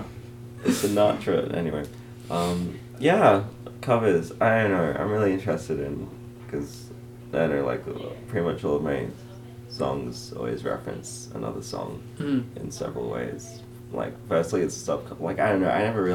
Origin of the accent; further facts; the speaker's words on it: Perth, Western Australia, Australia; I grew up in Perth